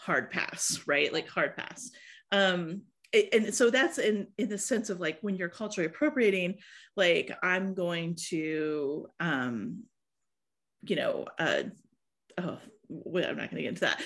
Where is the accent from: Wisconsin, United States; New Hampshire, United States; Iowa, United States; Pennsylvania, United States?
Iowa, United States; I was born and raised in Iowa